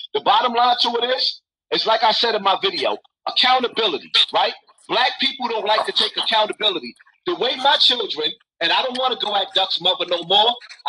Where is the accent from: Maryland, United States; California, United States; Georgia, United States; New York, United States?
New York, United States; New York City; I come from Bronx River Projects, where it was piss and shit in the elevators in the staircases, where the crime rate is crazy.